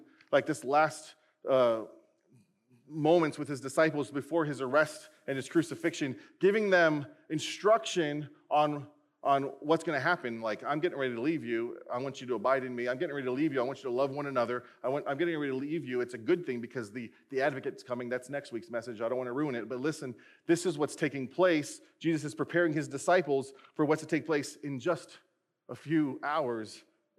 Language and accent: English; United States; we as American Christians